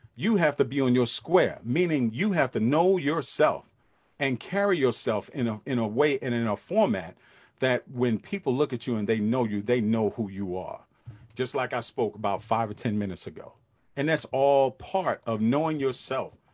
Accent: New York City, New York, United States; I'm from Brooklyn, New York. I grew up in Brooklyn, New York

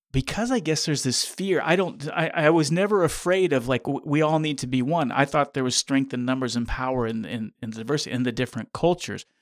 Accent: Kansas, United States; growing up in Kansas

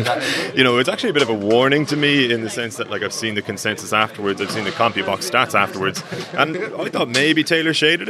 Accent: Ireland

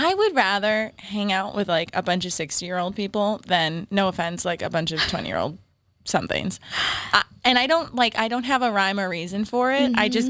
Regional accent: Marblehead, Massachusetts, United States; also born or lived in Salem, Massachusetts; I was born in Salem, and then I went to like middle school, high school in Marblehead, Mass, too. So town over.

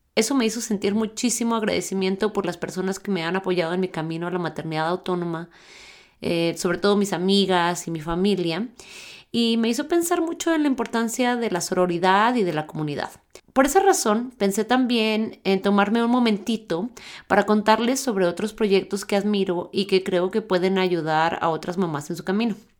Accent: Chihuahua, Mexico; yo también soy de Chihuahua

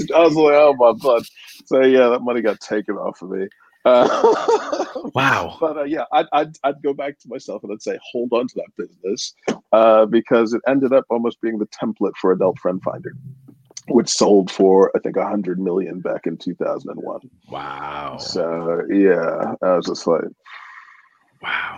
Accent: United States; moved away; I'm American

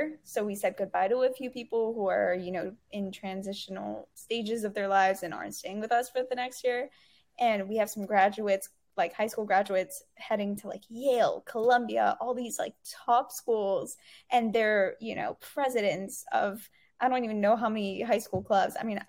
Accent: Dubai, United Arab Emirates; growing up in Dubai, it wasn't only being exposed to like a quote unquote Arab culture, it was being exposed to so many cultures because everyone is from everywhere

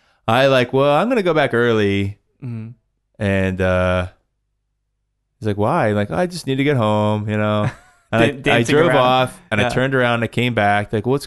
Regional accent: Dallas, Texas, United States; also born or lived in Kentucky; I grew up in Dallas. Oh, I mean, Dallas. I started first grade in Texas.

